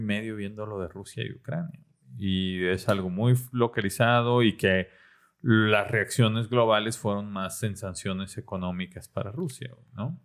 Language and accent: Spanish; Mexico